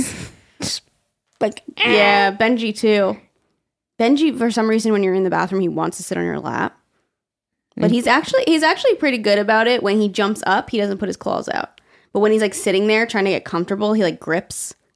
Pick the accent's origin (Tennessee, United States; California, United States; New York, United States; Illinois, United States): New York, United States; yeah, I think we just say forward because we're from New York.